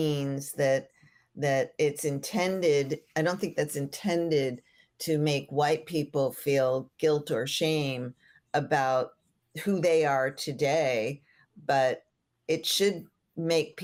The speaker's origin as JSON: {"language": "English", "region": "Florida", "country": "United States", "tie": "born or raised there", "said": "I grew up in Florida, and hemp was a crop here in Florida also"}